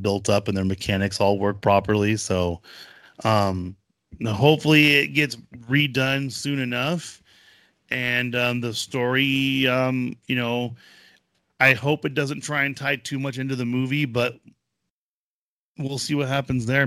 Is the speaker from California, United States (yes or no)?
yes; California, United States; we're from California